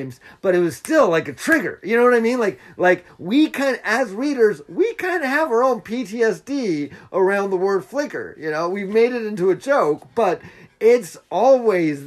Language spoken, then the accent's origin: English; Utah, United States; I'm from Utah.